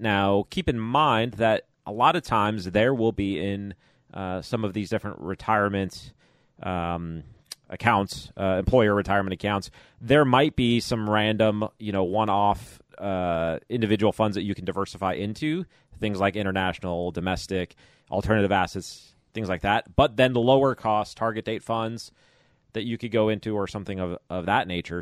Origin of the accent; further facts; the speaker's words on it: Chicago, Illinois, United States; moved away; I grew up in Chicago area